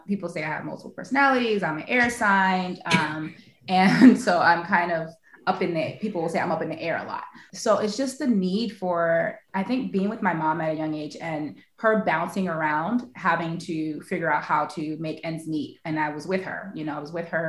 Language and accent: English; New York City, New York, United States; moved away as an adult; also born or lived in Haiti (ancestry); now in San Diego, United States; I am born and raised in New York City, Queens, New York. My family is from Haiti